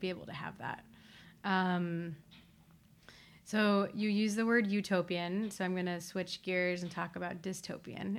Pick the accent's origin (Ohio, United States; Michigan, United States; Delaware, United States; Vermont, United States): Ohio, United States; I'm also from Ohio